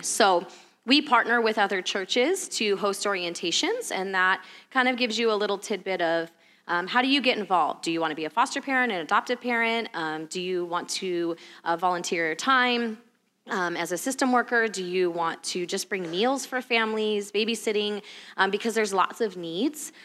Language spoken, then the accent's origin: English; California, United States; moved away as an adult; we're from California originally